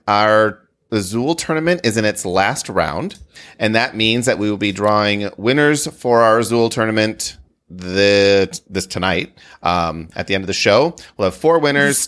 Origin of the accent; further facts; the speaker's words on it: Wisconsin, United States; I grew up in Wisconsin